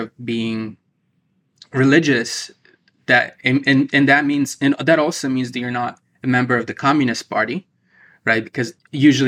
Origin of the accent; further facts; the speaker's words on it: Ukraine; moved away as an adult; now in United States; my generation of Ukrainians, we have no memory of what Soviet Union was like. I was born in 1990